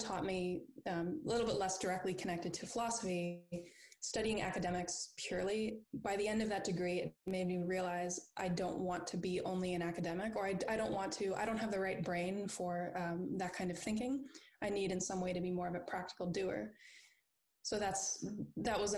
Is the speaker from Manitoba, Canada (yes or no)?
no; Charlottetown, Prince Edward Island, Canada; moved away as an adult; also born or lived in Alberta / Ontario; now in United Kingdom; I was born out in Alberta, but I actually grew up in Charlottetown, Prince Edward Island, where I did my first degree in philosophy.